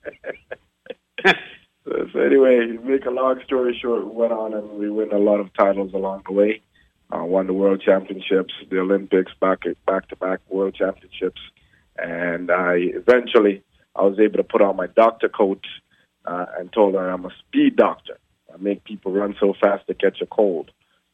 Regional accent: Jamaica; accent: Jamaican and Canadian; now in Canada; grew up in Jamaica. I was born in Jamaica, land of the fast sprinters.

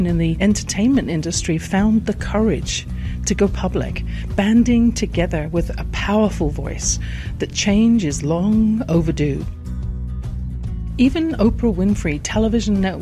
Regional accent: England, United Kingdom; I grew up in England in a house with a flow of negative comments from my father

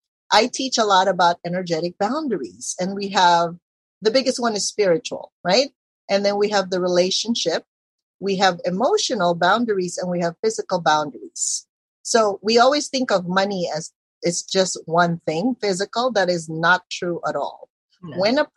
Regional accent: Philippines; obviously I'm Filipina and we did not come from a family of entrepreneurs.

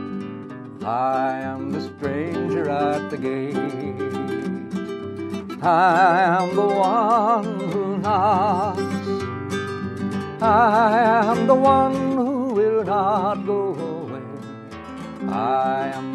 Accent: Pasadena, California, United States; when I was a teenager growing up in Pasadena, California

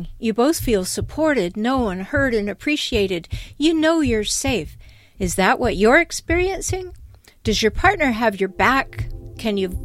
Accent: Canada; now in San Diego, United States; I'm Canadian and I live in San Diego

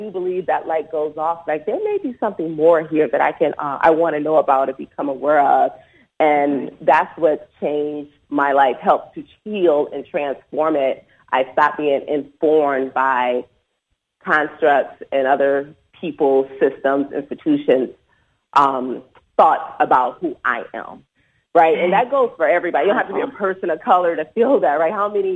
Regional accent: Detroit, Michigan, United States; moved away as an adult; also born or lived in Los Angeles; I'm originally from Detroit, and when I went back home after being in LA for 5 years

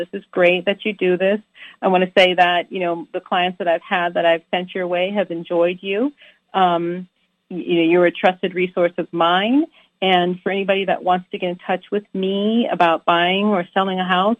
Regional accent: U.S. Virgin Islands; Well, I'm from the Virgin Islands. I was born and raised in the Virgin Islands, which is, you know, literally two islands away from the Dominican Republic.

